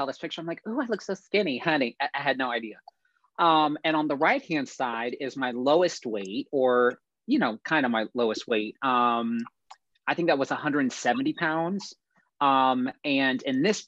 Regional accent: Ocala, Florida, United States; I'm originally from Ocala, Florida. Every time I say I'm from Florida, people are like, oh, I love Miami. I'm like, oh no, honey, I'm from Ocala, Florida. It's like North Central, it's practically Georgia. And yeah, I grew up there

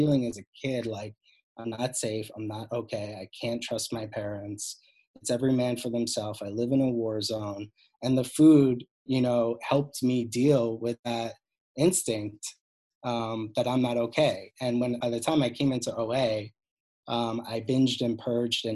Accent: Cold Spring Harbor, New York, United States; I grew up on Long Island in a very perfect looking family, dad doctor, mom psychologist, Cold Spring Harbor

